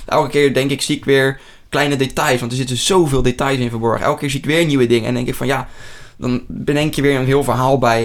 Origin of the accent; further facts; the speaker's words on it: near Rotterdam, South Holland, Netherlands; uit de buurt van Rotterdam